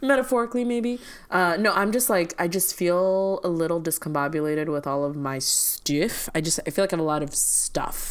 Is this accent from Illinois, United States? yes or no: yes; Chicago, Illinois, United States; moved away; As a Chicagoan